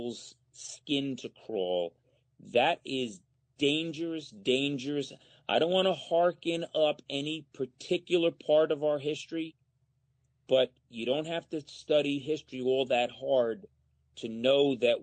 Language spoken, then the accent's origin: English; Monticello, New York, United States; I grew up in Muncie.